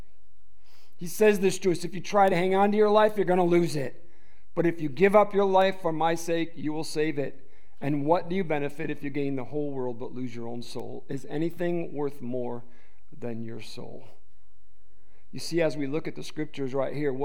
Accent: Detroit, Michigan, United States; I was raised in the Detroit metro area.

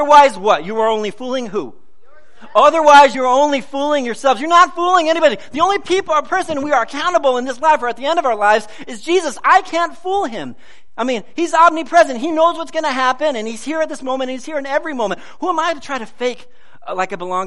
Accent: United States; I love being an American

